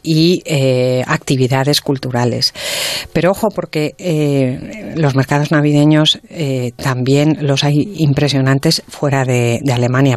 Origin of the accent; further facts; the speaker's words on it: Santander, Cantabria, Spain; yo que soy de Santander